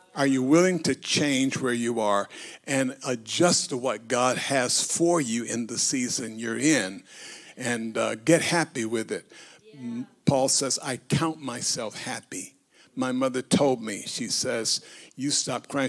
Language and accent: English; United States; I'm an American. I, I live in a democracy